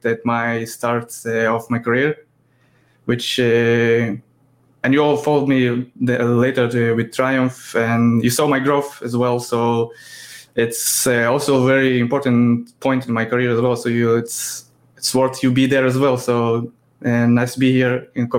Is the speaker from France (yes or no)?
no; Israel; I'm 32 from Israel